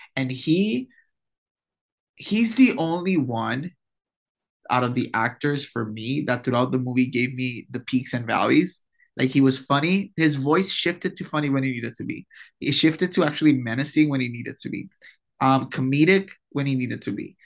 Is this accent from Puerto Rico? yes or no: yes; Puerto Rico; accent: Puerto Rican; my Puerto Rican accent